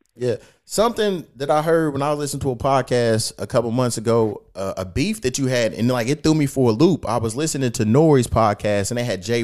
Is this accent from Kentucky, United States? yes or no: yes; Kentucky, United States; now in Los Angeles, United States; I'm back here in my hometown in uh, Kentucky